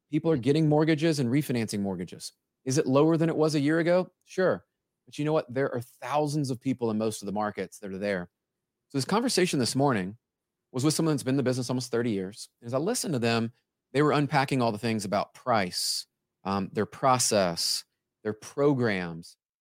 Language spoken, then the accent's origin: English; Memphis, Tennessee, United States; I grew up in Memphis, Tennessee